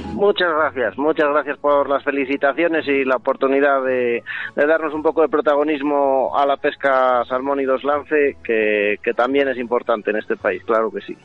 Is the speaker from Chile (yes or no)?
no; Castile and León, Spain